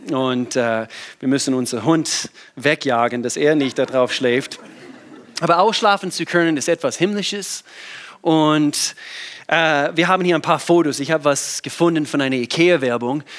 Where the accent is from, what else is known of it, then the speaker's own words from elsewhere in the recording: the Southern States, United States; German is a second language; moved away as an adult; now in Germany; ich bin in den Südstaaten groß geworden